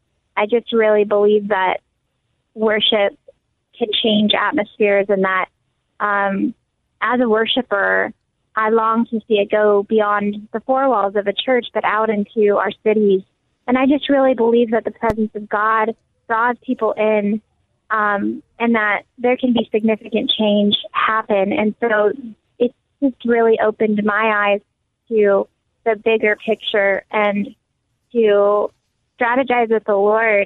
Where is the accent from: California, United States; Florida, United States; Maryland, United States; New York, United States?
California, United States; we're here from California very intentionally